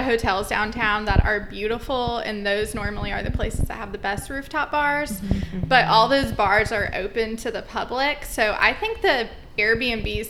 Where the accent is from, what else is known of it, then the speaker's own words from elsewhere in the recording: Georgia, United States; now in Savannah, United States; I'm actually from Georgia, but I moved to Savannah about 4.5 years ago